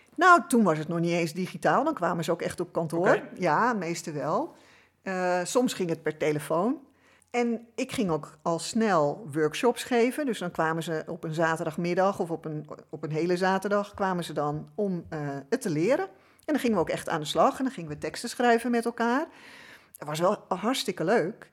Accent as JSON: {"language": "Dutch", "town": "Amsterdam", "region": "North Holland", "country": "Netherlands", "tie": "born or raised there", "said": "ik ben geboren in Amsterdam. Dus ik ben een echte Amsterdamse"}